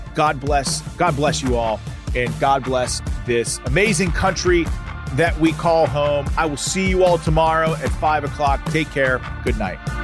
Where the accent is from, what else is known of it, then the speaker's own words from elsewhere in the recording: United States; I grew up in America, and in America that I loved